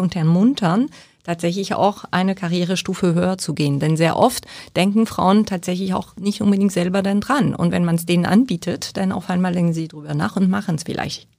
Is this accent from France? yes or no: yes; Bergerac, Nouvelle-Aquitaine, France; German is a second language; moved away as an adult; also born or lived in Paris area, France / Bilbao, Spain / Berlin, Germany; now in Hamburg, Germany; ich bin groß geworden im Südwesten, in der Weinregion äh, Richtung Bordeaux bei Bergerac